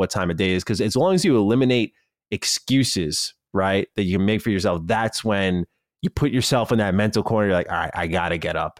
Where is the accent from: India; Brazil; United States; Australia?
Australia; the rest of the world shockingly doesn't know I'm Australian